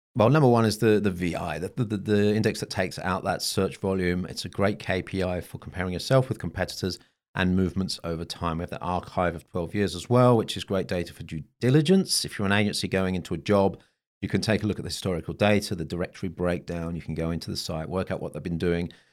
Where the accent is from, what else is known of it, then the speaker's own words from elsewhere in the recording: Bonn, North Rhine-Westphalia, Germany; my hometown of Bonn